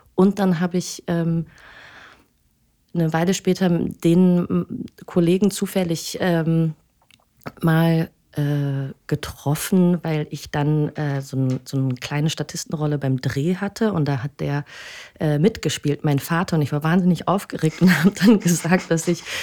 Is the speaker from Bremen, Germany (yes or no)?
yes; Bremen, Germany; ich komme ähm, aus Bremen